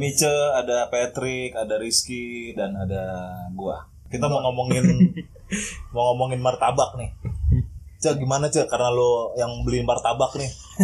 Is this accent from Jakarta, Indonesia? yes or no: yes; Jakarta, Indonesia; gua gede di Romangun